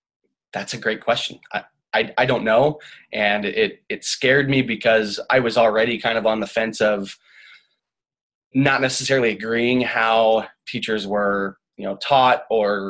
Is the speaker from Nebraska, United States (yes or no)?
yes; Omaha, Nebraska, United States; I'm a Midwest boy. I grew up in Omaha, Nebraska.